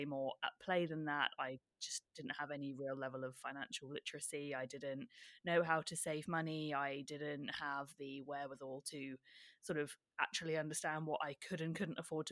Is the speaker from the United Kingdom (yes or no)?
yes; United Kingdom; moved away as an adult; now in Melbourne, Australia; as you can tell from my accent, I am a Brit born and bred